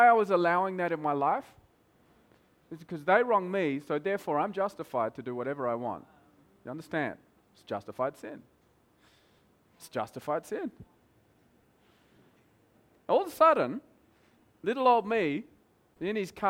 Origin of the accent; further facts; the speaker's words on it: Australia; moved away as an adult; now in Mumbai, India; I'm Australian